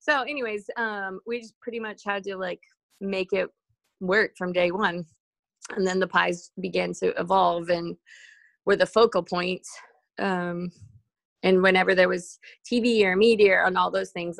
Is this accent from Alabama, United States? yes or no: no; Round Top, Texas, United States; also born or lived in Houston, Texas; we lived in Houston